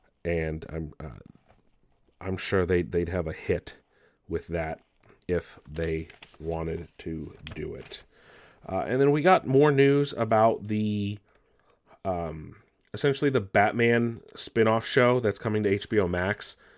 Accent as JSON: {"language": "English", "country": "Australia", "said": "I use cuss words because I do, and I'm Australian. It's who I am."}